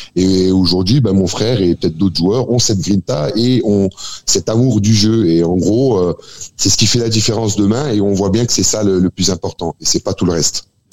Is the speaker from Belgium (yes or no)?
no; Algeria; en tant qu'Algérien